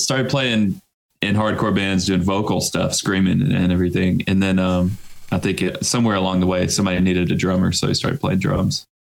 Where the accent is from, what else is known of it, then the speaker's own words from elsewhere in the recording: Florence, Alabama, United States; I'm actually the only one that's from here and that lives here currently